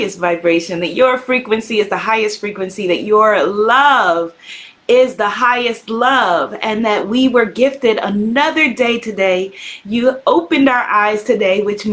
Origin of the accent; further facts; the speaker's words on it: Guyana; The people in Guyana, we come from Ghana in part, amongst other places